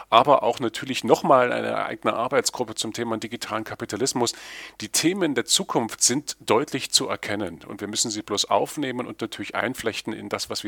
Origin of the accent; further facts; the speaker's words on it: Erfurt, Thuringia, Germany; Ja, ich freue mich, äh, euch in meiner Heimatstadt zu begrüßen.